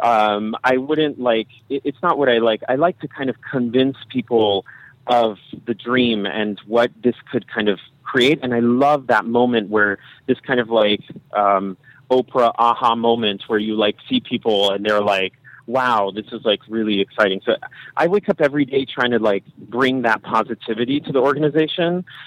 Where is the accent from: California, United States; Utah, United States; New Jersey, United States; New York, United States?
California, United States; Berkeley; I come from Berkeley and I'm like, you know, a Californian, and I just have been raised with this idea